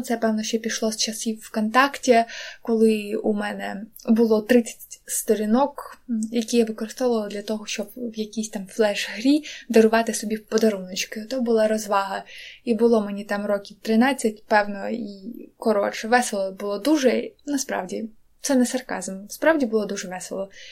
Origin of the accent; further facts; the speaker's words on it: Donetsk, Donetsk Oblast, Ukraine; moved away; я з Донецьку